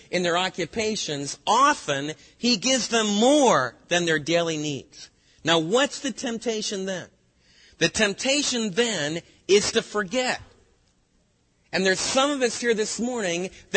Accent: United States; as American believers

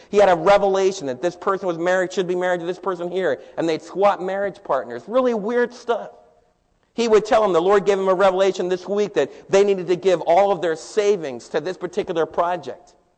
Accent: New York, United States; moved away as an adult; now in Midlothian, Texas, United States; And here I was from New York.

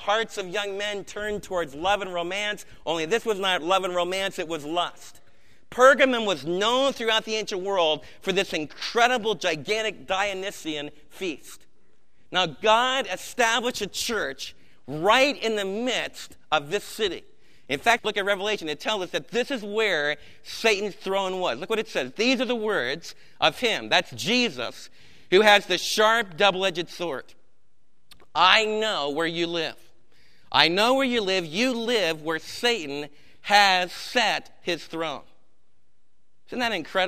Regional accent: Maplewood, New Jersey, United States; growing up in Maplewood, New Jersey

